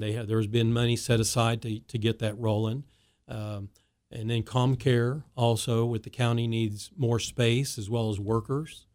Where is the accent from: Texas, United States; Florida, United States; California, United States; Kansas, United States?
Kansas, United States; Wichita; as I grew up in Wichita